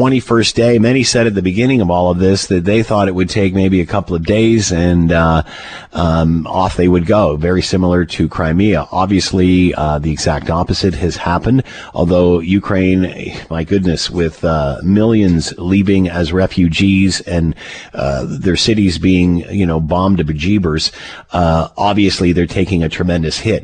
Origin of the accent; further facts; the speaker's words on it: Canada; as a Canadian